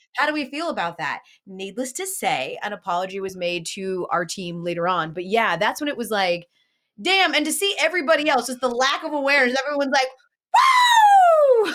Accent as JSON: {"language": "English", "town": "Atlanta", "region": "Georgia", "country": "United States", "said": "I'm from Atlanta"}